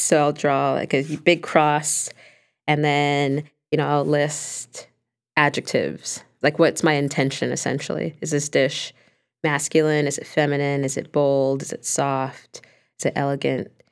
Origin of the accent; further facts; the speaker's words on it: Los Angeles, California, United States; my culture and heritage and growing up in Los Angeles